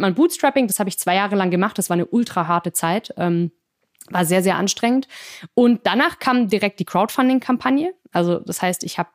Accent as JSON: {"language": "German", "town": "Singen", "region": "Baden-Württemberg", "country": "Germany", "tie": "born or raised there", "also_born_or_lived": "France", "moved": "as an adult", "said": "in der Nähe meiner Heimatstadt Singen"}